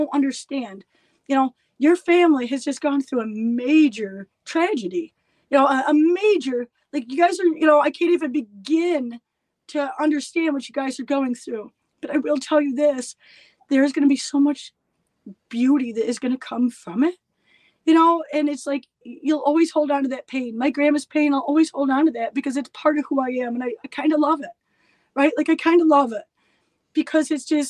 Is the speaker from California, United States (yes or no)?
no; Elmira, New York, United States; My hometown of Elmira, New York